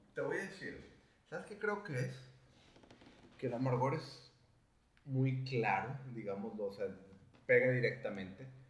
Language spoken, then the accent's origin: Spanish; Monterrey, Nuevo León, Mexico; somos regimontanos y norteños